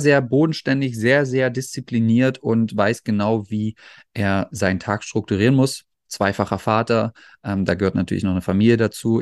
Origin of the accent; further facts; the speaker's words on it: Magdeburg, Saxony-Anhalt, Germany; now in Netherlands; bei uns in Magdeburg